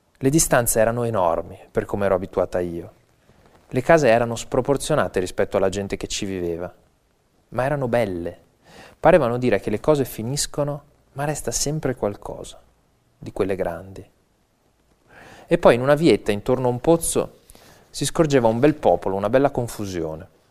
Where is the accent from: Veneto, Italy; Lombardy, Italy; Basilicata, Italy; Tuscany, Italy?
Veneto, Italy; Venice; Io sono veneziano